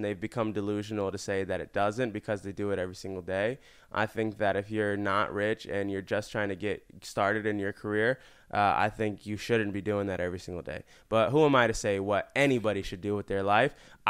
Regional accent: Florida, United States; moved away as an adult; now in Los Angeles, United States; I'm literally from Florida.

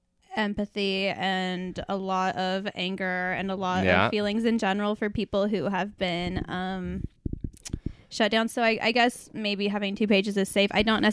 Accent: Portland, Oregon, United States; Well, I've been done born and raised right here. Well, I was actually born right here in Portland, Oregon.

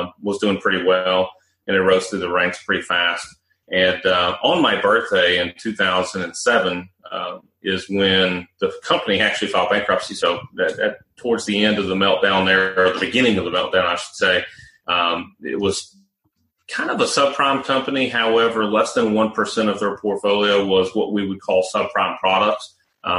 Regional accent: Nashville, Tennessee, United States; also born or lived in Charlotte, North Carolina; I'd already moved back to Nashville, which is my hometown, from Charlotte, North Carolina.

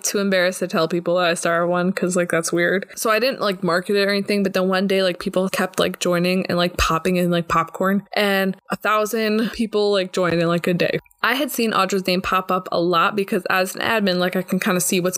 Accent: New Jersey, United States; moved away as an adult; also born or lived in Texas; now in Israel; I grew up in New Jersey and I lived there until I was 18 years old

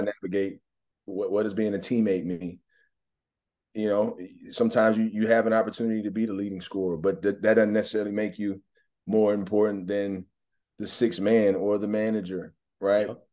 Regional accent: Mississippi, United States; moved away as an adult; also born or lived in Atlanta, Georgia; now in Omaha, United States; I grew up in Mississippi

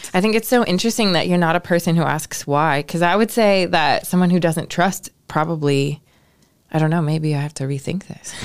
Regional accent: Ohio, United States; I grew up in Ohio

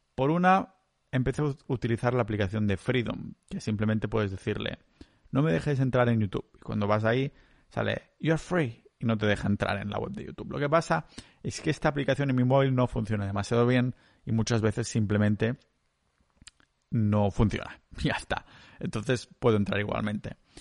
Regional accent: Catalonia, Spain; cultura catalana, que es lo que estoy acostumbrado yo ahí en mi pueblo

